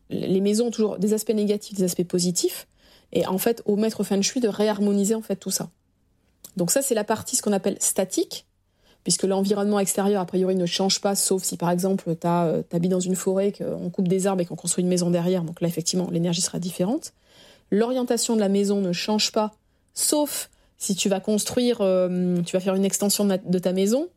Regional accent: Arcachon, Nouvelle-Aquitaine, France; moved away as an adult; now in Paris, France; je suis originaire d'Arcachon, donc quand je suis arrivée à Paris il y a 20 ans

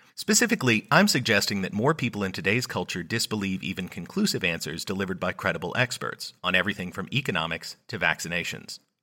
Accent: United States; I'm an American

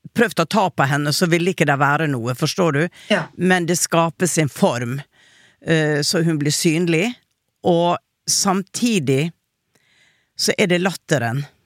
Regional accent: Western Norway, Norway; Jeg er jo fra Vestlandet selv, men vi har ikke helt det ordet der hvor jeg kommer fra

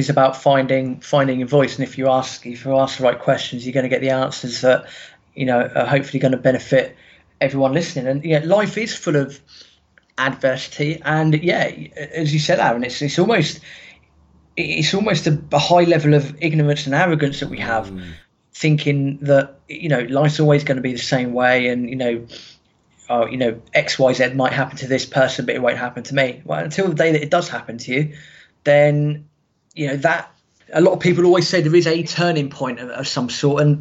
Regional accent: Reading, South East England, United Kingdom; So I'm from Reading. I started getting into football in about 95, 96.

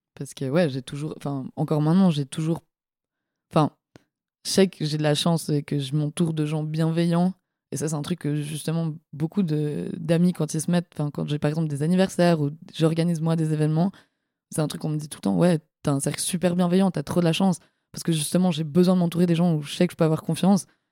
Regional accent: La Côte, Vaud, Switzerland; moved away as an adult; now in Lausanne, Switzerland; sur euh, la côte, là où j'ai grandi

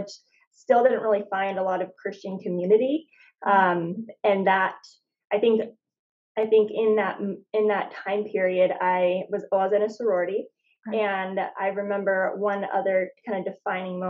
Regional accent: Phoenix, Arizona, United States; moved away as an adult; now in San Diego, United States; I was born in Phoenix, lived there my whole life, and did a lot of traveling around, Australia, New Zealand, Costa Rica, after college, and then settled down here in San Diego.

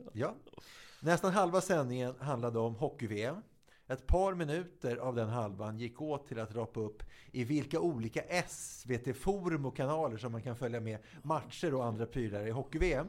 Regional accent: Viksjö, Stockholm County, Sweden; på Viksjö där jag är uppväxt

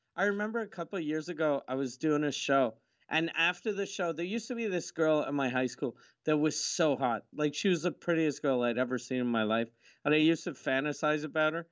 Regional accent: Quebec, Canada; accent: Quebecois; I'm from Quebec, 'cause my mom's French

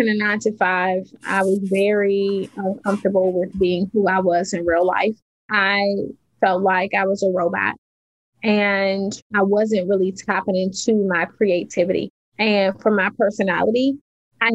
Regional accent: Washington, District of Columbia, United States; I grew up in Washington, D.C., in the projects of Washington, D.C., in the inner city.

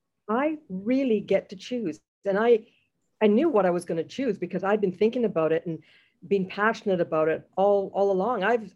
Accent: Jamaica; now in Canada; I am a Jamaican Canadian, proud to call herself that.

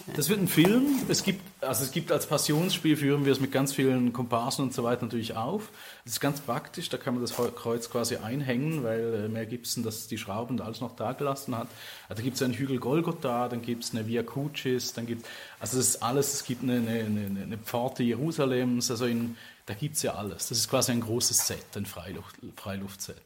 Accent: Switzerland; now in Ghent, Belgium; die man als Schweizer hat, aufgewachsen zu sein

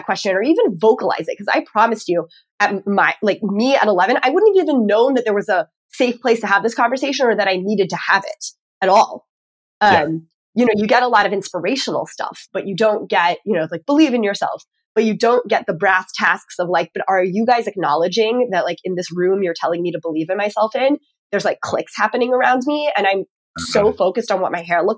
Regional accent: Texas, United States; also born or lived in Northeast United States; now in Northeast, United States; I'm from Texas originally

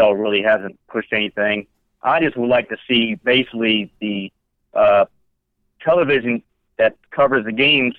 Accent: Japan; I was born in Japan, so I had the honor of being born the year of the rat

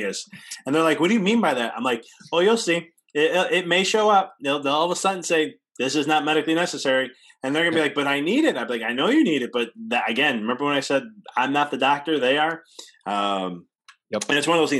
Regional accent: Illinois, United States; I come from Illinois

